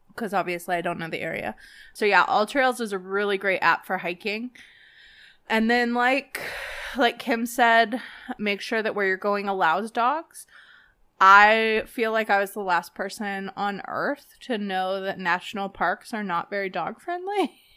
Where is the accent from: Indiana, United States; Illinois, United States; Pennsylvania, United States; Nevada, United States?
Nevada, United States; Las Vegas; moved away; growing up in Vegas